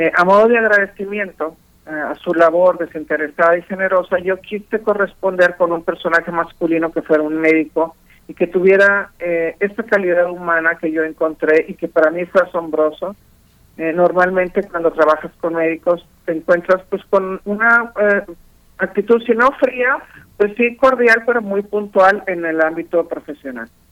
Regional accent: Monterrey, Nuevo León, Mexico; soy de Monterrey

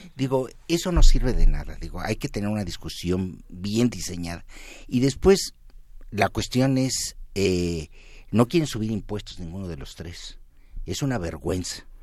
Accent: Mexico

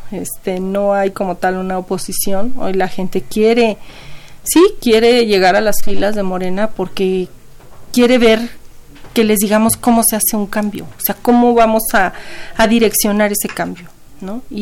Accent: Ecatepec, State of Mexico, Mexico; Yo soy de Catepec.

